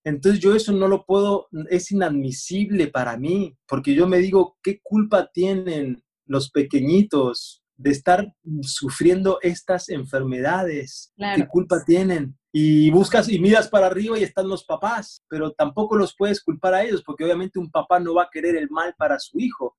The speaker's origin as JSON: {"language": "Spanish", "country": "Argentina", "tie": "born or raised there", "said": "yo me crié en Argentina"}